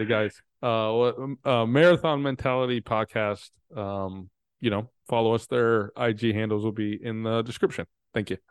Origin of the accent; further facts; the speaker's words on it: Texas, United States; I'm from Texas